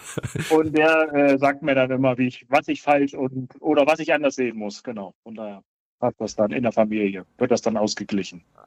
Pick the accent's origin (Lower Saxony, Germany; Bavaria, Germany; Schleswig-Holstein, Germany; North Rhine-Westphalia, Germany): Lower Saxony, Germany; Braunschweig; ich äh, gebürtiger Braunschweiger bin